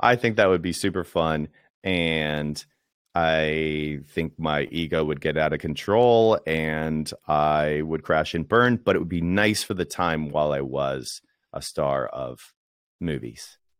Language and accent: English; Washington, District of Columbia, United States; moved away; I grew up in Washington, D C